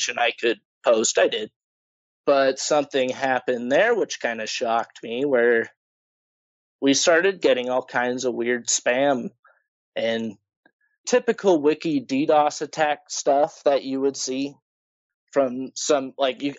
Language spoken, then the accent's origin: English; Idaho, United States; I'm from Idaho, pretty backwater place